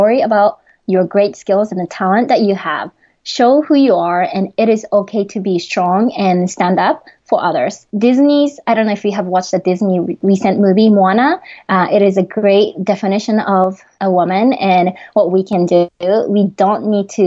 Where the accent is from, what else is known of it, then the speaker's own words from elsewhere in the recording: Japan; accent: Japanese; English is a second language; moved away as an adult; now in United States; my Japanese accent